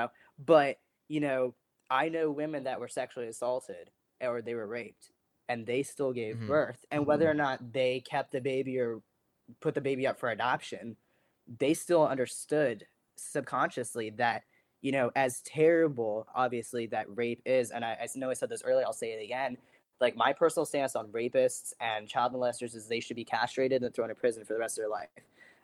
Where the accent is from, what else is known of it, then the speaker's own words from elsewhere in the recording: Vladimir, Vladimir Oblast, Russia; born there; So I was born in Vladimir, Russia, December 6, 2002.